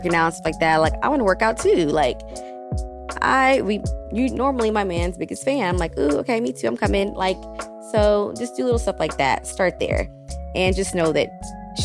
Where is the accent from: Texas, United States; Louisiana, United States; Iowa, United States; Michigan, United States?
Texas, United States; moved away as an adult; now in Brooklyn, United States; when I was growing up, I'm from Texas, and I live in Brooklyn. I've been in Brooklyn since 2017